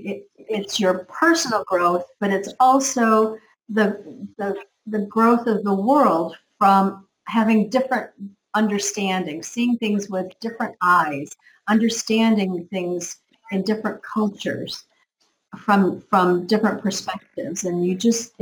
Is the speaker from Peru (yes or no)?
no; United States; now in Canary Islands, Spain; I'm from America